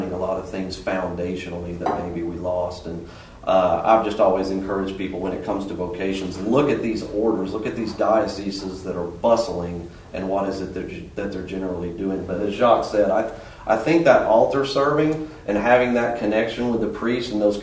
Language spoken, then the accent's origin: English; Birmingham, Alabama, United States; now in Rapid City, United States; I'm from Birmingham, Alabama